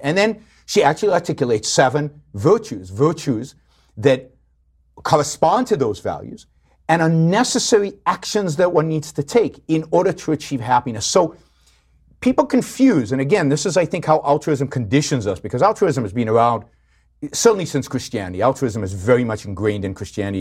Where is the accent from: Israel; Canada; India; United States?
Israel; I grew up in Israel.